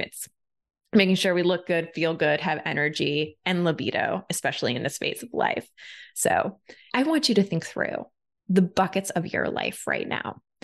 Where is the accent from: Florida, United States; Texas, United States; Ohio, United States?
Ohio, United States; I'm from Ohio. Like I didn't grow up with a ton of money, you know, out in the Midwest.